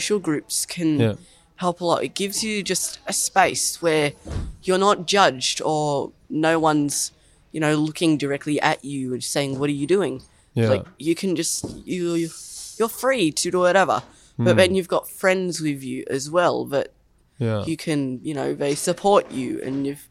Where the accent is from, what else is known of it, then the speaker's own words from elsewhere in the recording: Sydney, New South Wales, Australia; I was born up in Randwick